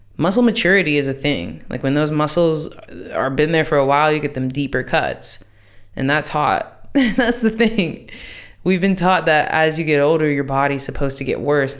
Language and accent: English; United States; moved away